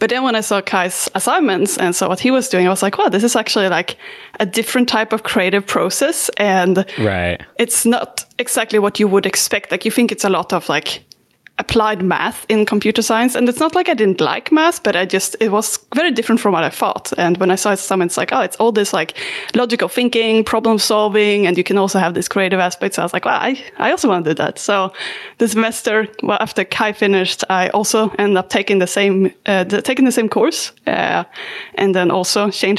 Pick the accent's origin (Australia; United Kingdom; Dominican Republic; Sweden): Sweden; I'm from Sweden. That one's easy. And yeah, I also been moving around a lot.